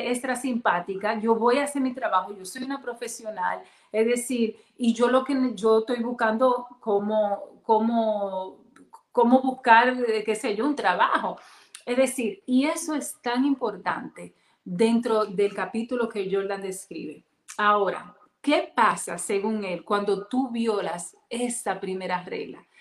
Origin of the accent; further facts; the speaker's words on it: Dominican Republic; yo soy dominicana